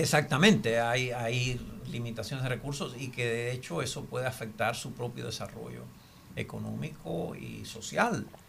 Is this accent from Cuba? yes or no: yes; Cuba; now in United States; Nací, me crié en Cuba y vivo en los Estados Unidos.